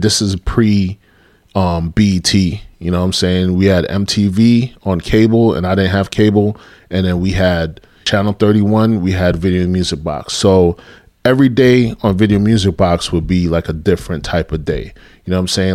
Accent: New York City, New York, United States; moved away as an adult; growing up in New York, you know, I had a heavy influence with Caribbean music

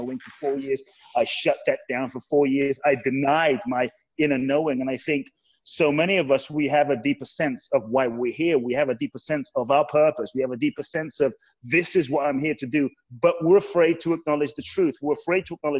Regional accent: London, United Kingdom; also born or lived in Ghana; now in Los Angeles, United States; And I grew up in London. So I was raised in London, UK

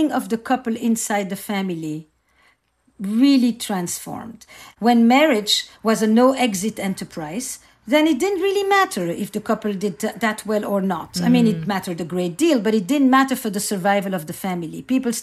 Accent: Antwerp, Flanders, Belgium; I grew up in Antwerp, in Belgium, in a community

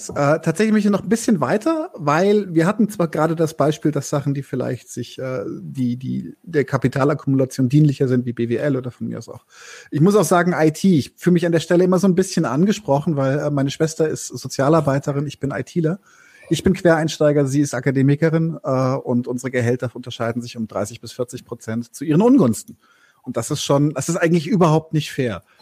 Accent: Munich, Bavaria, Germany; born there; ich bin geborener Münchner und für mich ist alles oberhalb der Donau von eh alles Preisen.

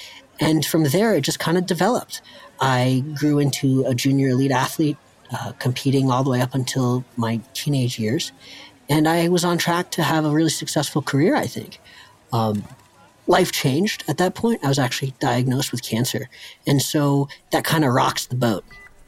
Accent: Vail, Colorado, United States; also born or lived in Avon, Colorado; I was born in Vail, Colorado, a small resort town, and ski school was my daycare, and the mountain was my playground.

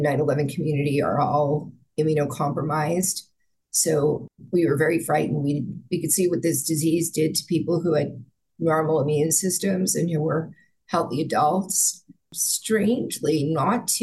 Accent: Bergen County, New Jersey, United States; I was born in New Jersey, first Jersey City, which is, you know, bustling metropolis, and then we moved to Bergen County

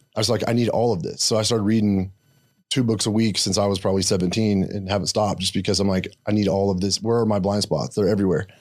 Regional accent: Blanchard, Oklahoma, United States; I grew up in s, really small town called Blanchard, Oklahoma

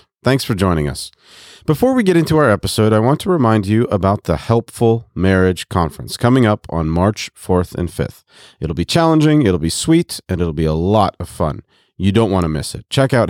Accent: Kinshasa, DR Congo; I grew up in the Congo.

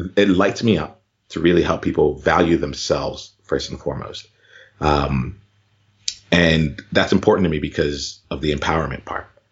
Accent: Camden, New Jersey, United States; I grew up in right outside of Camden, New Jersey

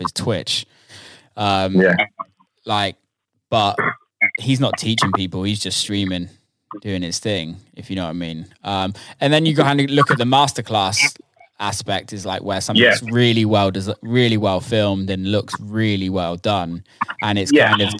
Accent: South of England, United Kingdom; I'm a Southerner

